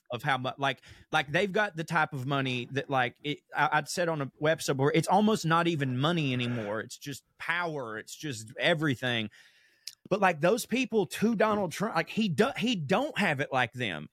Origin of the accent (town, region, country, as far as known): the South, United States; born or raised there